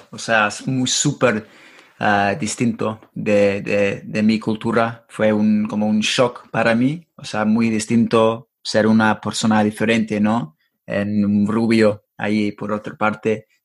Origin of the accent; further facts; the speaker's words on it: Mexico; also born or lived in Monterrey, Nuevo León; ¿conoces, conoces ah, mi país?